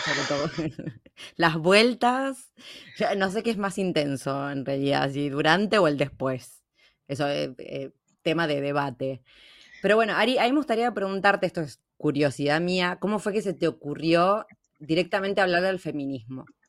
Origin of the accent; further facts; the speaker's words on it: Junín, Buenos Aires Province, Argentina; acá en Junín, de donde soy yo